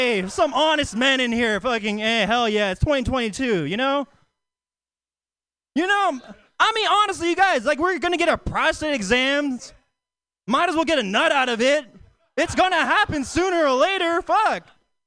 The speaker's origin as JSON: {"language": "English", "town": "Oakland", "region": "California", "country": "United States", "tie": "born or raised there", "said": "I live in Oakland. You know, Oakland? Yeah, Oakland native across the East Bay"}